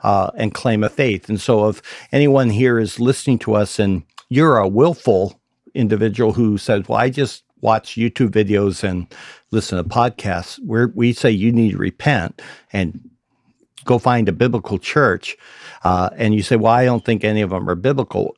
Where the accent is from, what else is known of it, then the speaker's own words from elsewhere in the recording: Idaho, United States; I grew up in Idaho